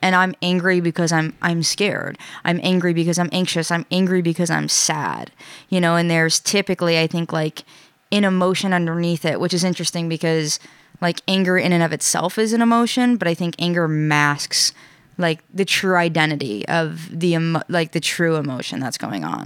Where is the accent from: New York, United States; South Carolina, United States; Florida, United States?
New York, United States; now in Rhode Island, United States; I'm from New York